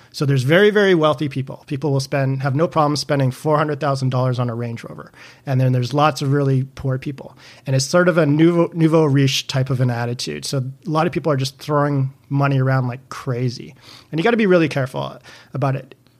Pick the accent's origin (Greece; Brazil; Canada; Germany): Canada; I'm Canadian